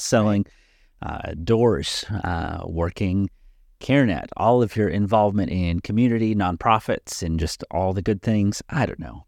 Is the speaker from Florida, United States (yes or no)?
no; Nashville, Tennessee, United States; now in Dickson, United States; I grew up in the South. I grew up in Nashville.